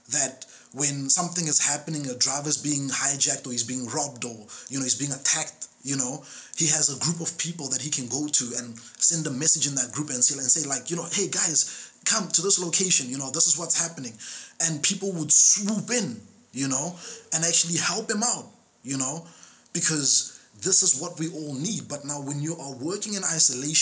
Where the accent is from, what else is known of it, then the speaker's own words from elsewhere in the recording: South Africa; as a South African citizen